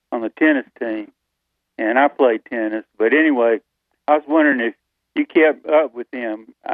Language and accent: English; Wilmington, North Carolina, United States; I'm from Wilmington